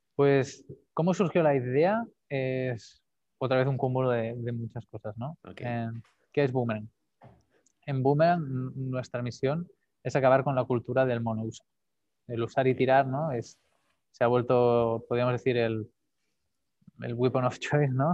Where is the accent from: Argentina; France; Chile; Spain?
Spain; Calella, Catalonia; Nací en Calella, un pueblo aquí al norte de Barcelona, en la costa